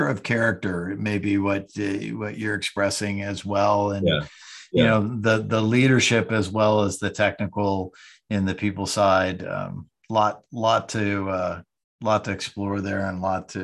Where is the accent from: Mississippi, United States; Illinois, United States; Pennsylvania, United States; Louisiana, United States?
Pennsylvania, United States; I'm from Pennsylvania